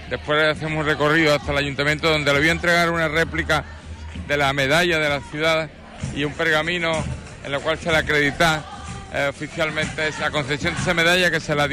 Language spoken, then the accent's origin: Spanish; Huelva, Andalusia, Spain; Huelva, Huelva y Huelva. Eh, grande mi tierra, mi tierra